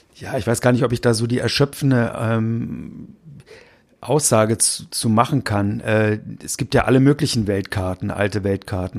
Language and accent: German; Berlin, Germany; ich bin selbst kein Hamburger, ich bin aus Berlin